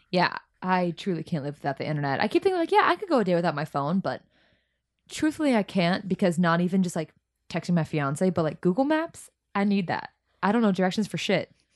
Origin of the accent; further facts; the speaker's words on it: South Florida, United States; growing up in South Florida